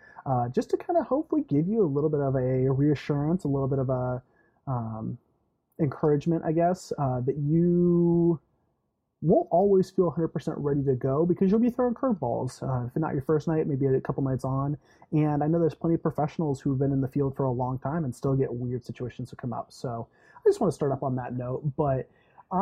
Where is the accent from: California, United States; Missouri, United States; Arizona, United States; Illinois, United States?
California, United States; moved away as an adult; also born or lived in Indiana; now in Michigan, United States; I came from California originally, where I was an RA for about 3 years, and then I moved out to Indiana